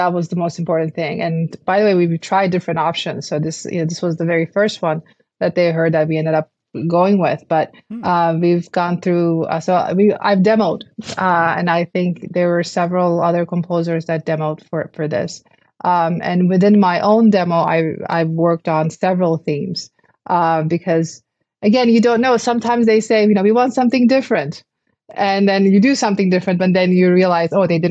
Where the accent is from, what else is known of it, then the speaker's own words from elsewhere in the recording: Istanbul, Turkey; moved away; I'm from Istanbul. I didn't really grow up with American football. Football was soccer to us.